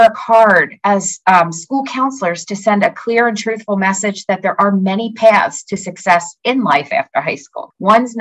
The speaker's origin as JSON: {"language": "English", "region": "Pennsylvania", "country": "United States", "said": "I'm from Pennsylvania"}